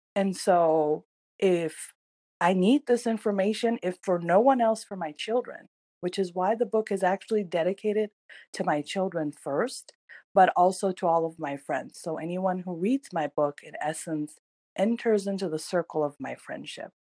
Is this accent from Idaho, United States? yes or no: no; California, United States; also born or lived in Iran; I am originally from Iran, um, and I was raised in America. I came here when I was in third grade, and um, you know, started my journey in the United States in California